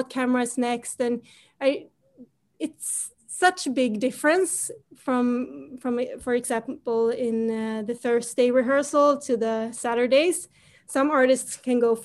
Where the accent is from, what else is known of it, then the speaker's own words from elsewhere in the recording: Sweden; I grew up here in Sweden and I grew up with Melodifestivalen